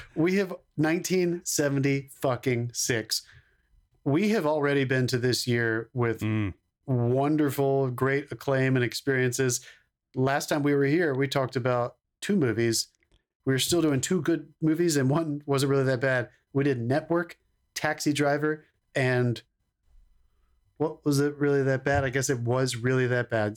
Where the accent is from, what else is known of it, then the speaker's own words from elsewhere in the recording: Concord, North Carolina, United States; first feature film that was filmed in my hometown